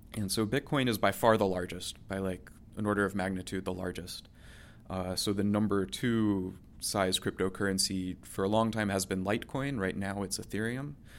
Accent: Oviedo, Florida, United States; moved away; my hometown, uh, in, in Seminole County in central Florida

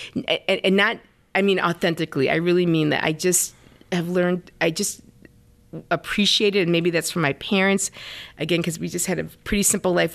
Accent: Forestville, Wisconsin, United States; moved away; I am from a small town called Forestville, Wisconsin.

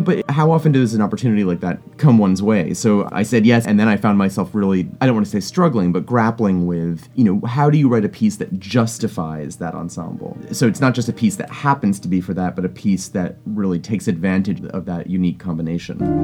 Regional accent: Providence, Rhode Island, United States; also born or lived in Vermont; I grew up in the Northeast, born in Vermont, raised in Providence, Rhode Island

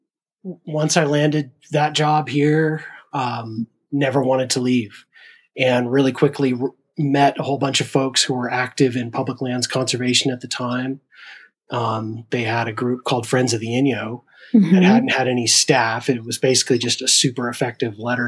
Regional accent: Thousand Oaks, California, United States; moved away as an adult; also born or lived in Davis, California; I grew up in Southern California, a place called Thousand Oaks, Spanish tile wonderland, pretty much.

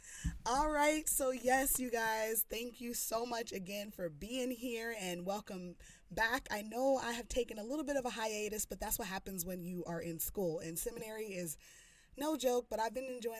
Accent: North Carolina, United States; I'm from North Carolina, so that humidity is real

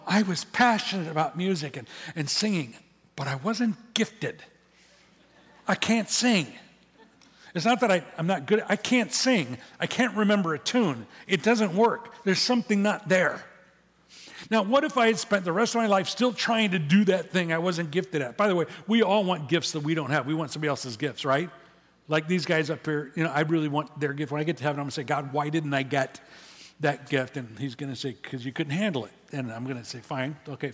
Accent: Midwest, United States; now in California, United States; when I grew up in the Midwest, when I was a kid

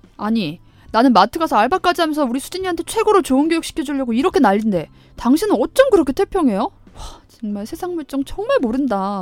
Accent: Chungcheong, South Korea; 제가 충청도인데 우리 충청도에서 이런 사투리 안 쓰거든요.

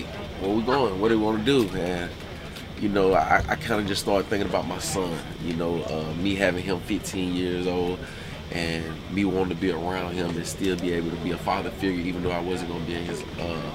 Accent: Alabama, United States; moved away as an adult; also born or lived in Cincinnati; I'm from Alabama

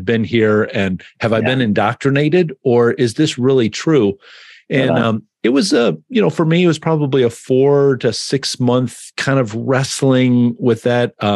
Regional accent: Detroit, Michigan, United States; grow up with the pastors that we had there

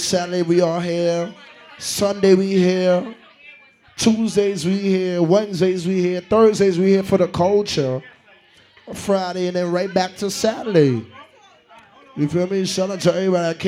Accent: Jamaica; I'm not American. I represent an island called Jamaica.

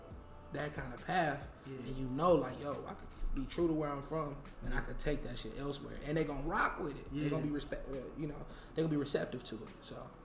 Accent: Cleveland, Ohio, United States; I'm from the East Side of Cleveland too.

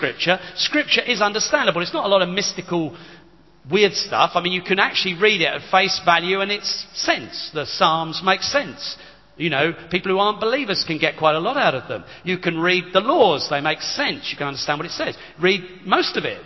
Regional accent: United Kingdom; we're very British

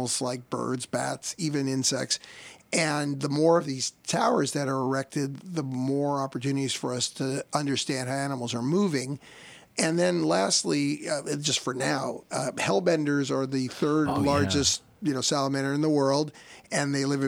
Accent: New Jersey, United States; moved away; also born or lived in New Orleans, Louisiana / Australia; I grew up in North Jersey

